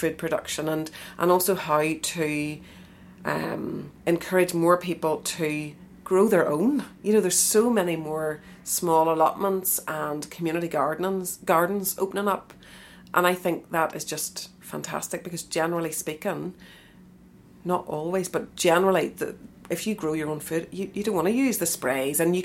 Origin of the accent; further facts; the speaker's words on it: Eglinton, Northern Ireland, United Kingdom; I'm from Eglinton, kind of northwest